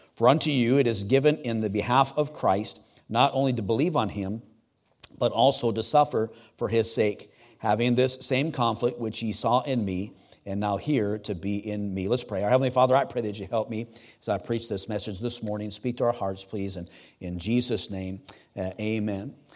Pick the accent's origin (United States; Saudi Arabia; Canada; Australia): United States; I'm an American.